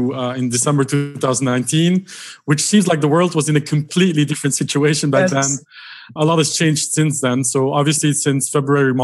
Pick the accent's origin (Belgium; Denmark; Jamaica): Belgium; Brussels, Brussels-Capital Region; I was born and raised in Brussels